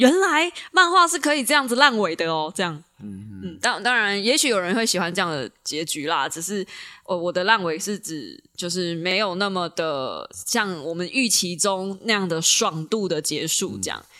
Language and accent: Chinese; Taiwan; 我身为一个台湾人